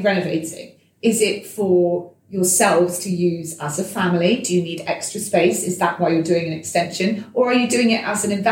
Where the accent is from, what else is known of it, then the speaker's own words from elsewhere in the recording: Devon, South West England, United Kingdom; moved away; my hometown in Devon